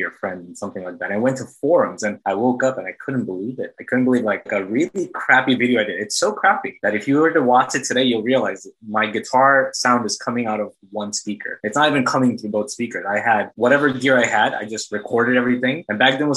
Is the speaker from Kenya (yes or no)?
no; Bangladesh; moved away as an adult; also born or lived in United States (born, lived first 10 years); now in Astoria, Queens, New York, United States; I was actually born here, and I lived here for the first 10 years of my life, but I guess the prime of like, you know, going to like high school and college and everything happened in Bangladesh. So I was there from the ages of like 10 all the way to like 21